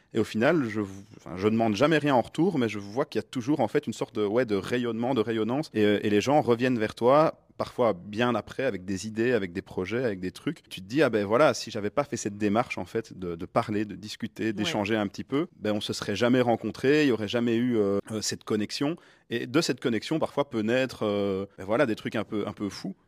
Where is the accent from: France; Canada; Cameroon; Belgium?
Belgium; Charleroi, Wallonia; moi je viens de Charleroi de la région de Charleroi